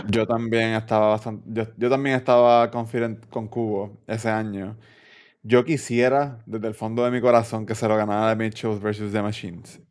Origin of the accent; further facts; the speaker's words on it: Puerto Rico; nosotros como boricuas